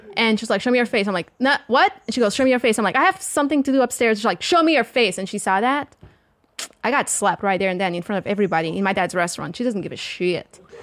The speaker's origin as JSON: {"language": "English", "region": "the South", "country": "Portugal", "accent": "strong, thick southern accent", "first_language": "Portuguese", "second_language": "English", "moved": "yes", "lives_now": "United States", "said": "I'm from the South and you have a very, we have a very strong, thick accent"}